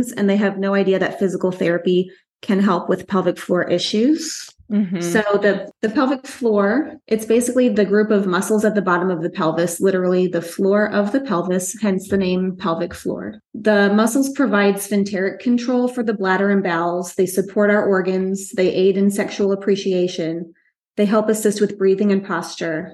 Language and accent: English; Long Island, New York, United States; also born or lived in Orlando, Florida; now in Brevard County, Florida, United States; I'm from Long Island, New York. I moved to Brevard County, Florida, which is in the middle of the state on the East Coast in 1999